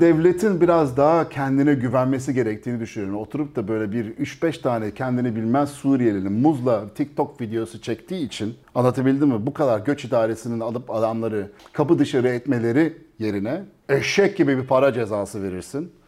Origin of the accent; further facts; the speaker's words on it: Belgium; moved away as an adult; now in Turkey; ben şimdi Belçika'da doğdum büyüdüm